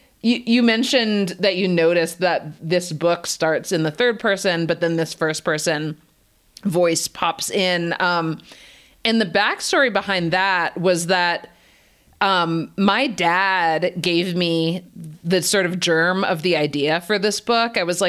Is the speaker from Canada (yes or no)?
yes; Canada; also born or lived in United States; I was not born and raised in India. I was born in Canada and raised there and in the US.